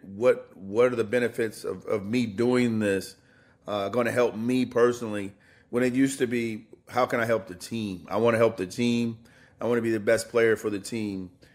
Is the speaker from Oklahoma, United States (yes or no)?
no; Indiana, United States; moved away; I grew up in Indiana.